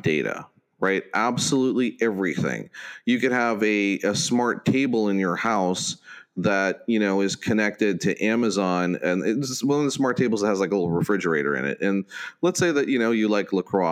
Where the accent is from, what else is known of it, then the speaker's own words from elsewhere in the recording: Pittsburgh, Pennsylvania, United States; growing up in Pittsburgh